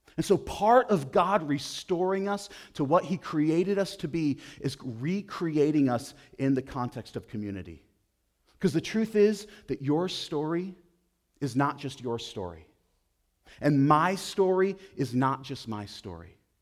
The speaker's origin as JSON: {"language": "English", "town": "Buffalo", "region": "New York", "country": "United States", "tie": "born or raised there", "moved": "yes", "said": "I grew up outside of Buffalo, New York"}